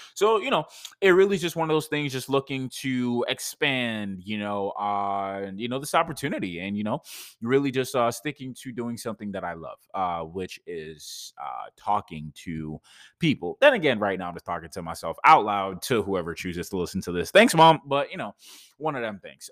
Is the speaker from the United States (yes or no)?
no; Jamaica; I am from Jamaica